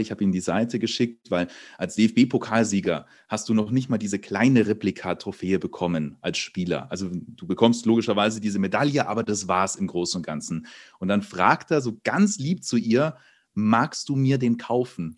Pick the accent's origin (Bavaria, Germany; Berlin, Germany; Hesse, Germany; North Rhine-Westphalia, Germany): Bavaria, Germany; Munich; moved away; ich komme ja ursprünglich aus München